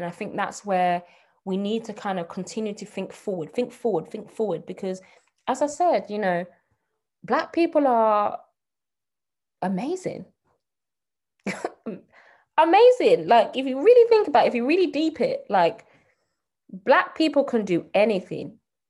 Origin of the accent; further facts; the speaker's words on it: Nigeria; But, so for example, I'm Nigerian. Most Nigerians I talk to are super forward thinking.